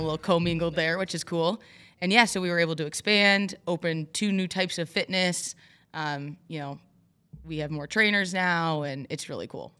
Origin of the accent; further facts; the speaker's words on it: Overdale City, Michigan, United States; also born or lived in Florida; I'm from Overdale City, so not far from here. Um, grew up there, very small town